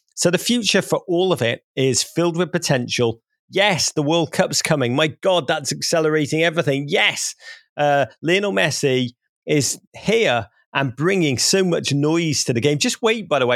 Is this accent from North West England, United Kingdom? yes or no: yes; Liverpool, North West England, United Kingdom; moved away as an adult; also born or lived in near Wrexham; now in United States; I grew up in Liverpool